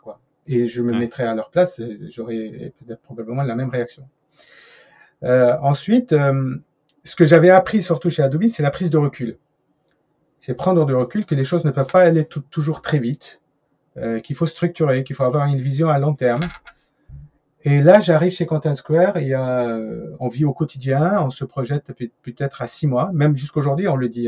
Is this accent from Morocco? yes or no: no; France; je suis français